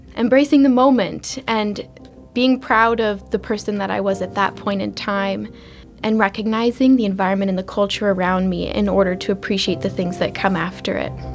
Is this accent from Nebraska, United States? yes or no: yes; Gothenburg, Nebraska, United States; moved away as an adult; also born or lived in Ecuador; now in Washington, D.C., United States; I'm from Gothenburg, Nebraska, but I went to school at Nebraska Wesleyan